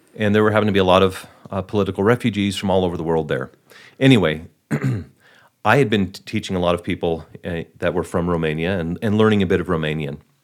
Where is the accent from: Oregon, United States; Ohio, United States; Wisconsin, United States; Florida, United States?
Wisconsin, United States; Milwaukee; I'm from the Milwaukee area